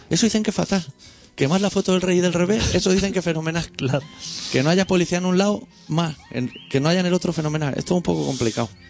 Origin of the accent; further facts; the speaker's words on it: Catalonia, Spain; nosotros somos catalanes